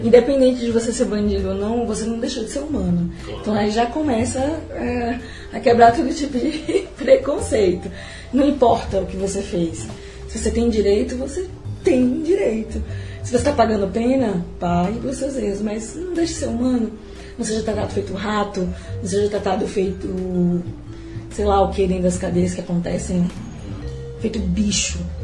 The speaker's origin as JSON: {"language": "Portuguese", "country": "Brazil", "said": "nós, como brasileiros"}